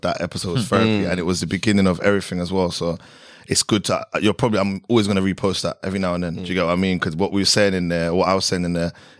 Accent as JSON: {"language": "English", "region": "London", "country": "United Kingdom", "tie": "born or raised there", "moved": "as an adult", "lives_now": "Dubai, United Arab Emirates", "said": "I grew up in Southeast London, Catford. I went to school in Catford as well. I went to a private school, but obviously in the middle of the ends. And Southeast London, like originally I was actually born in East, but Southeast is like, that's the home."}